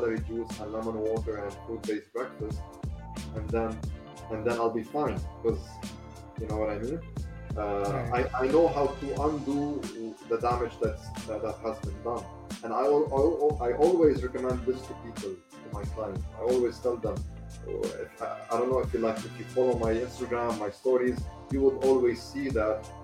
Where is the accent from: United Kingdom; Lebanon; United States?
Lebanon; in my home country, Lebanon.